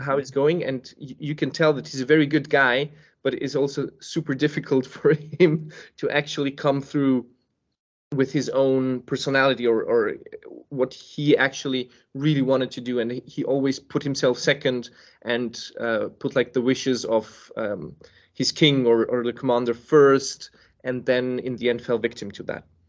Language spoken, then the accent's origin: English; Serbia; now in Copenhagen, Denmark; I was born in Serbia.